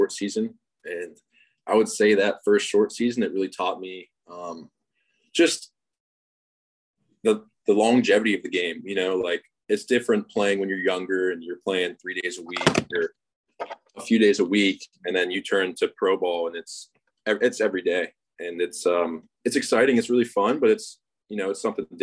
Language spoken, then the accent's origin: English; Pittsburgh, Pennsylvania, United States; my hometown